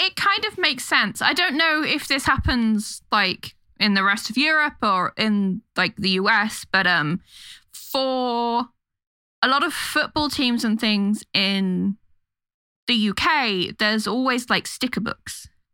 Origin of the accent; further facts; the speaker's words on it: London, United Kingdom; London, my hometown